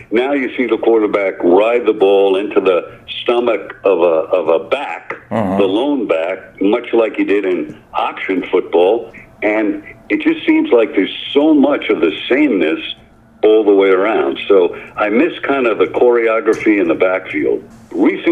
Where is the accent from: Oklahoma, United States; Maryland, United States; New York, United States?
New York, United States; New York City; I grew up in New York City